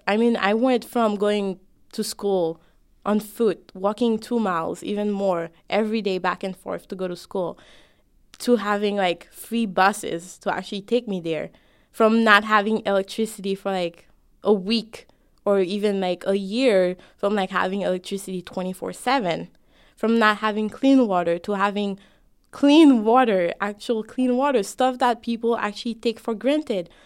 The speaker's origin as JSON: {"language": "English", "country": "Haiti", "tie": "born or raised there", "moved": "yes", "lives_now": "United States", "said": "I'm both an American me and a Haitian me"}